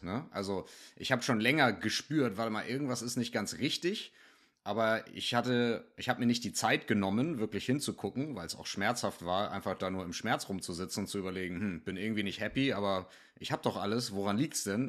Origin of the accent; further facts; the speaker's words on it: Northern Germany, Germany; first language German; also born or lived in Hamburg; Ich komme hier aus dem Norden von Deutschland